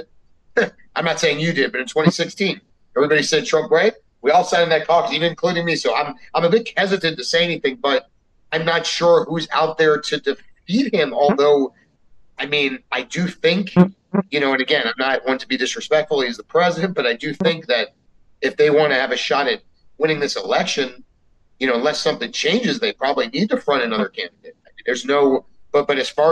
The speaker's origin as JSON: {"language": "English", "region": "South Florida", "country": "United States", "tie": "born or raised there", "also_born_or_lived": "Miami", "said": "I grew up in South Florida."}